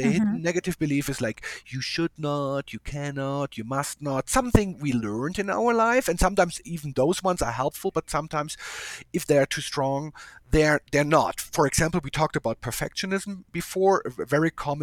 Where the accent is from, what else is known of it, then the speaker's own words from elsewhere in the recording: Germany; moved away; I'm from a different culture. I came from Germany